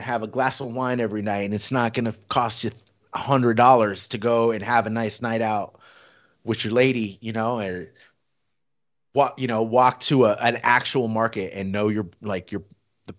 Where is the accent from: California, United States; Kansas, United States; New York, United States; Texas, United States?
California, United States; Riverside; moved away as an adult; also born or lived in Mission Viejo, California; now in Las Vegas, United States; born and raised in Riverside. We moved out to Mission Viejo in like 2000, so freshman year of high school for me.